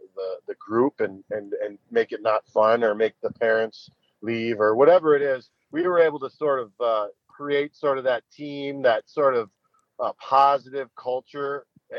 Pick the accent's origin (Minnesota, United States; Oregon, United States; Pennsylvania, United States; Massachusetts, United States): Minnesota, United States; we're from the North Metro, and a lot of the kids from the North Metro would go down and play for the Machine.